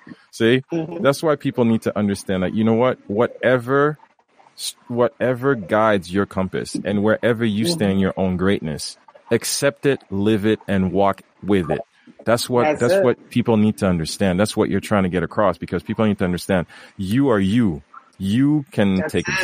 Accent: Haiti; moved away as an adult; now in Canada; I grew up in Haiti, you know, being nice little boy, do exactly what mom wants, do exactly what dad wants, until one day, you know, even into my adulthood, coming in here, you know, coming to Canada

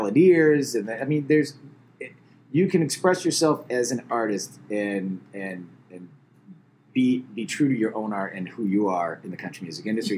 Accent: Massachusetts, United States; moved away as an adult; also born or lived in Cleveland / Boston; now in Savannah, United States; I'm from Massachusetts

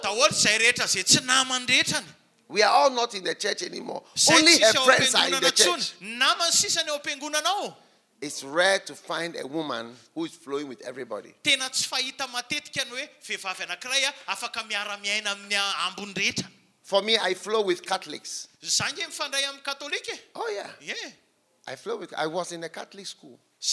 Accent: Switzerland; also born or lived in England; Because the Presbyterians, they are from Switzerland, my country. I flow with Anglicans. Yes, because I was born in England

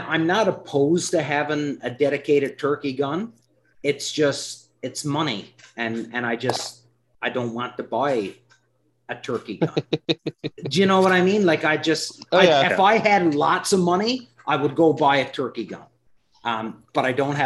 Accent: Canada; I'm Canadian

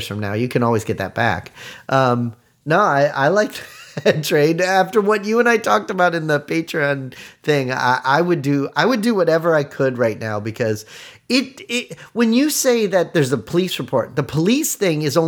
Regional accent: South Florida, United States; growing up in South Florida

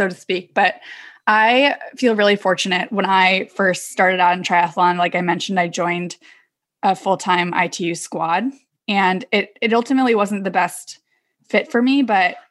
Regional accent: Davis, California, United States; I'm from Davis, California, which is actually where Dave Scott is from

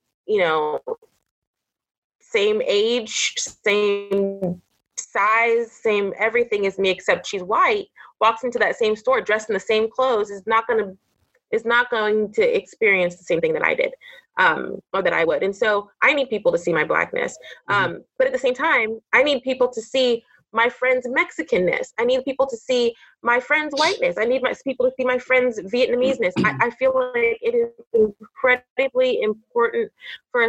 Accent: Orange County, California, United States; I grew up in Orange County, California

